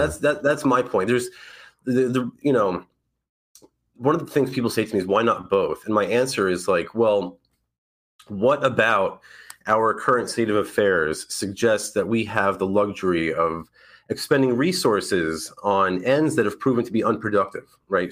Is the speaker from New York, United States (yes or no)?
yes; New York, United States; moved away as an adult; now in Florida, United States; I'm from New York